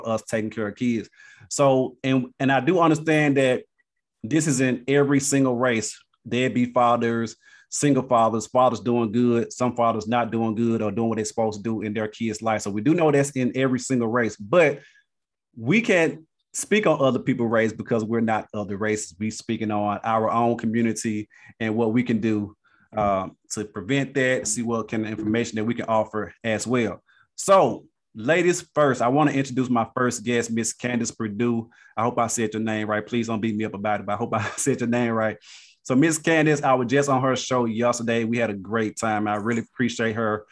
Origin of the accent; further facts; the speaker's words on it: Canton, Mississippi, United States; now in Dallas, United States; my hometown of Canton, Mississippi. Just to let you know, I am in Dallas, Texas